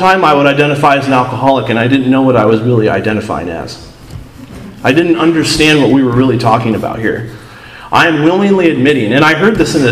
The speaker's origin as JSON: {"language": "English", "town": "Seattle", "region": "Washington", "country": "United States", "moved": "yes", "said": "I'm from Seattle"}